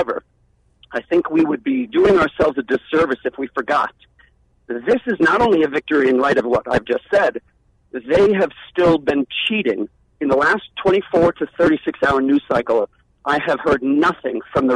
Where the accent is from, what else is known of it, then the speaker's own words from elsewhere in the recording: New York City, New York, United States; now in Phoenix, United States; my days growing up in Brooklyn